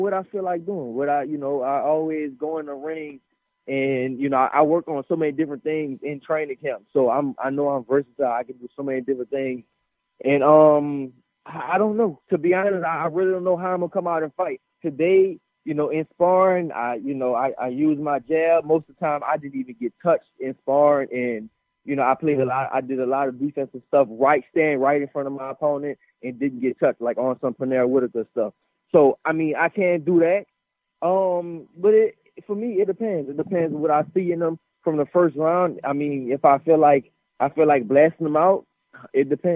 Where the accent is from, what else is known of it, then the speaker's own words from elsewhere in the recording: New Orleans, Louisiana, United States; now in Houston, United States; I'm from New Orleans